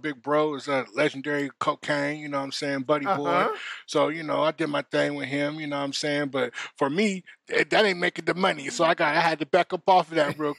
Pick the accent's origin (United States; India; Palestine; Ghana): United States; Tacoma, Washington; My background, I'm from Hilltop, Washington. You know, I grew up on the south side of Tacoma, you know, just like everybody else.